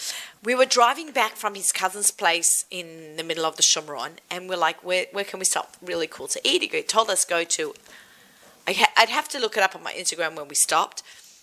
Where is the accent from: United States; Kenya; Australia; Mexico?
Australia; moved away; growing up in Australia, we didn't have Chinese food because there's no Chinese restaurants.